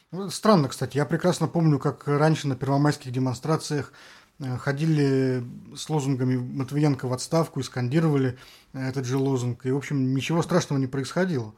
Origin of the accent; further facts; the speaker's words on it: Saint Petersburg, Russia; мы, петербуржцы